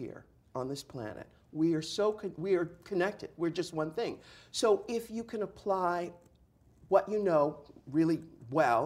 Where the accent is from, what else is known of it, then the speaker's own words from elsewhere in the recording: San Diego, California, United States; I'm from San Diego. So I grew up in the 70s